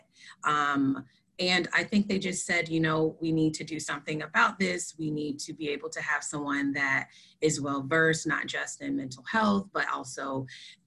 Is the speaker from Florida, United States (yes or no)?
yes; Florida, United States; now in South Dakota, United States; I am originally from Florida